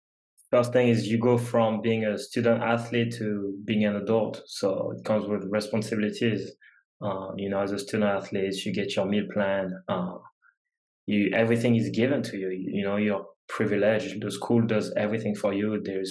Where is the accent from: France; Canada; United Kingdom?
France; English is a second language; We've said I come from France, you know, whole different culture, whole different language.